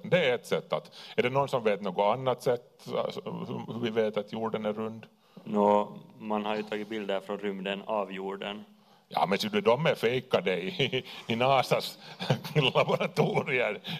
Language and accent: Swedish; Kauniainen, Uusimaa, Finland; lekte med lego där i, i Grankulla. Vi är, vi är från Grané.